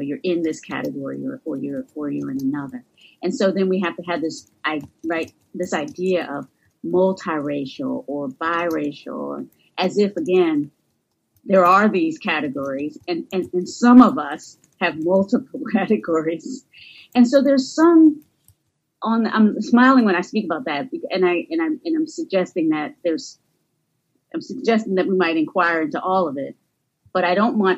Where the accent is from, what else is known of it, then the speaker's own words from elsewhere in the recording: North Carolina, United States; accent: southern; moved away; the area where I was born and raised in North Carolina